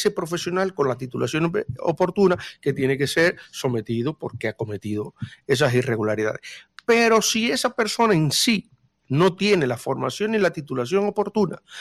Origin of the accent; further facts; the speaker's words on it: Dominican Republic; ya partiendo del 1844 cuando todos los que estamos en esta mesa podemos con mucho orgullo decir que somos dominicanos